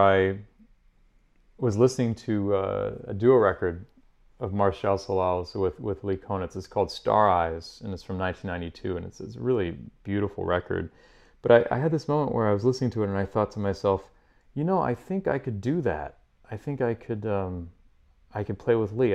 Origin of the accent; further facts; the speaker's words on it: Paris, Île-de-France, France; moved away as an adult; also born or lived in Edinburgh / Boston; now in New York, United States; growing up in Paris, I went to the conservatory and studied classical music